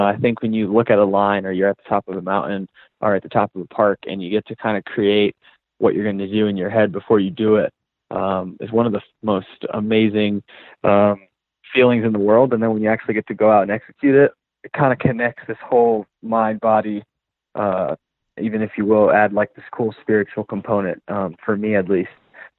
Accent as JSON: {"language": "English", "region": "the South", "country": "United States", "said": "I am from the South originally, so I do like some, you know, new age hip hop"}